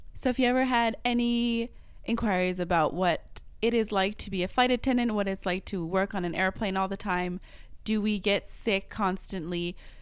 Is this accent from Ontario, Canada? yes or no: no; Montreal, Quebec, Canada; first language French; English is a second language; moved away as an adult; now in Western Canada; I'm from Montreal